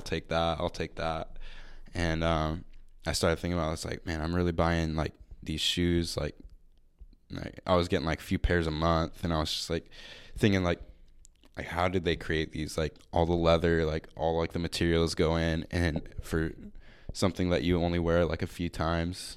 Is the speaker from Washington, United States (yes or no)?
yes; Marysville, Washington, United States; I'm from Marysville.